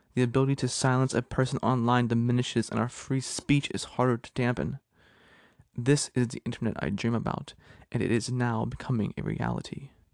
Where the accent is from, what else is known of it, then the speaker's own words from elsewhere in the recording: Pennsylvania, United States; my home state of Pennsylvania